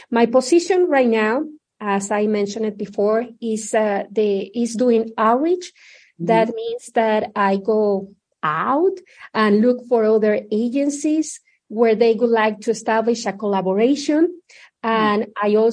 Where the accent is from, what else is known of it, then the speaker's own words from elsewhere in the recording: Mexico City, Mexico; moved away as an adult; also born or lived in Indiana; now in Omaha, United States; I was born and raised in Mexico City